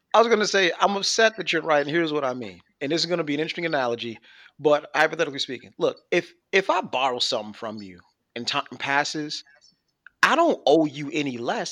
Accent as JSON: {"language": "English", "town": "Buffalo", "region": "New York", "country": "United States", "moved": "yes", "said": "I'm originally from Buffalo"}